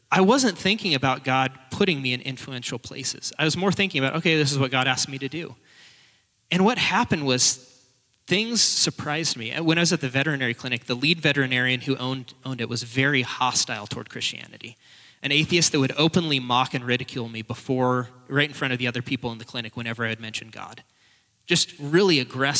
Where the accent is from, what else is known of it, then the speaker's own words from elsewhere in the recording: Portland, Oregon, United States; moved away as an adult; now in Spokane, United States; I'm not a local. I am now, but I was from Portland originally, but my wife and I moved up here